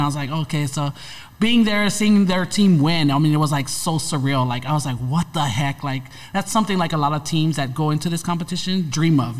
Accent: Hawaii, United States; moved away as an adult; now in Los Angeles, United States; I'm born and raised in Hawaii

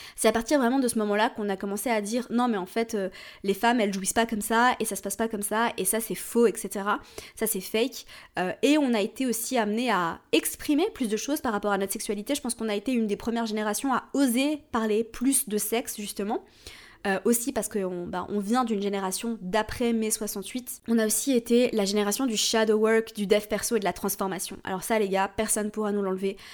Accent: Switzerland; je suis suisse, donc je viens d'un système euh, scolaire différent

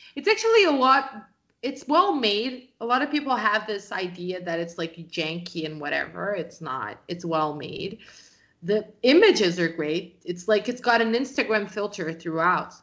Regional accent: Brazil; I'm from Brazil

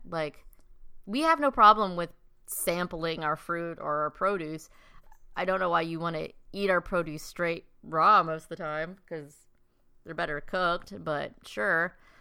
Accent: South Dakota, United States; there's me from, like, South Dakota

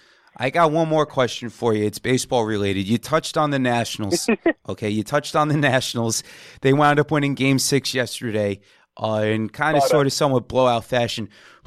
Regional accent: Long Island, New York, United States; I'm from Long Island

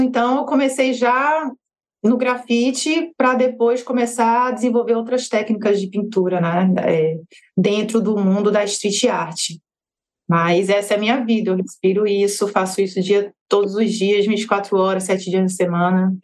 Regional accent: Petrolina, Pernambuco, Brazil; moved away as an adult; also born or lived in Juazeiro, Bahia / Salvador, Bahia / Rio de Janeiro; eu sou baiana, nascida em Juazeiro da Bahia e vivi minha vida toda em Petrolina, Pernambuco

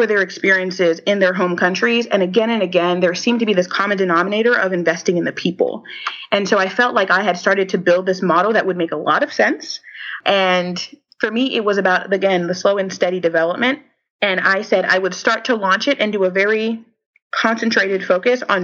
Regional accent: Haiti; moved away; also born or lived in United States; my home country

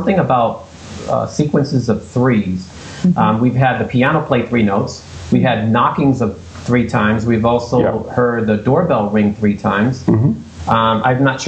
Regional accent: Boston, Massachusetts, United States; moved away as an adult; now in Gardner, United States; originally I'm from Boston

